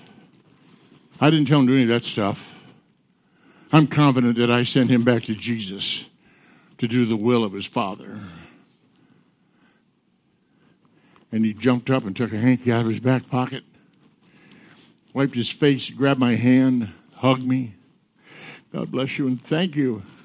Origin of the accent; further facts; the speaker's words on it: Michigan, United States; I'm not a Missourian. Where are you from? Michigan